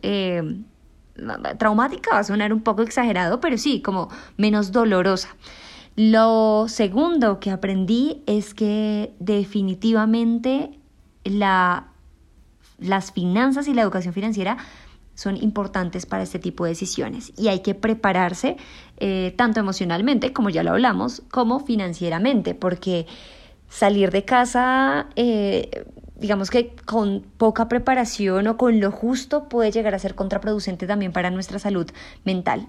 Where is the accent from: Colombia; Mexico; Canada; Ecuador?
Colombia; yo soy una joven colombiana